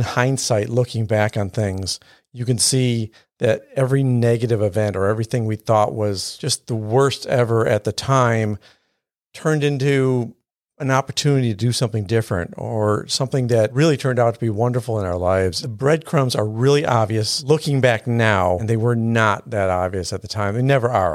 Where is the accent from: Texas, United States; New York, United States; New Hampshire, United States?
New York, United States; Buffalo; now in Houston, United States; growing up in Buffalo